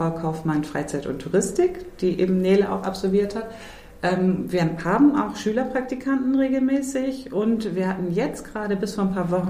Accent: St. Michel, Lower Saxony, Germany; Ich komme persönlich aus St. Michel, da gibt es auch immer einen kleinen Weihnachtsmarkt.

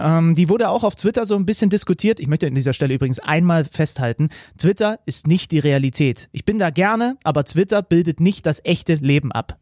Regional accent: Zwickau, Saxony, Germany; Ich bin gebürtiger Zwickauer.

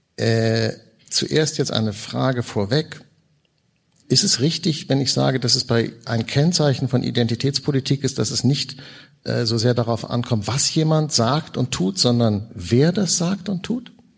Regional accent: Hamburg, Germany; ich komme aus Hamburg

